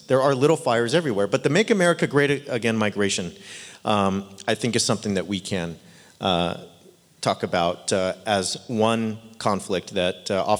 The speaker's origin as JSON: {"language": "English", "town": "Yorba Linda", "region": "California", "country": "United States", "tie": "born or raised there", "moved": "yes", "said": "I grew up in Yorba Linda"}